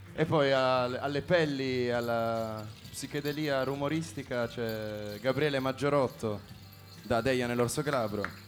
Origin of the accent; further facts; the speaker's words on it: Turin, Piedmont, Italy; Noi veniamo tutti da Torino, quindi pianura padana sconfinata